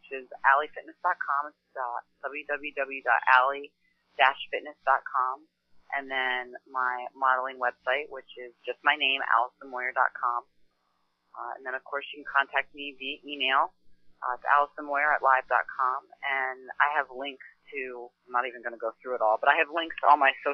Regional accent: Lenhartsville, Pennsylvania, United States; I grew up in a farm in called Lenhartsville, Pennsylvania

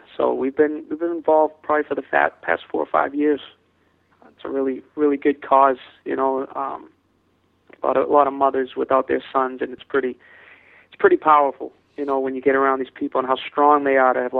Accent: Boston, Massachusetts, United States; And myself and my sister, growing up in Boston, the city, we really got attracted to this cause called Peace Boston.

